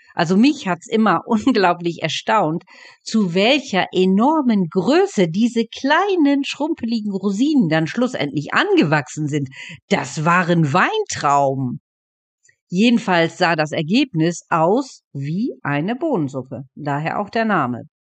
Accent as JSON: {"language": "German", "area": "East Frisia", "region": "Lower Saxony", "country": "Germany", "said": "bei uns in Ostfriesland"}